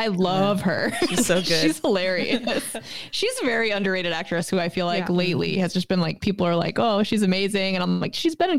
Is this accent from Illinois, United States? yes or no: no; Connecticut, United States; I am from Connecticut.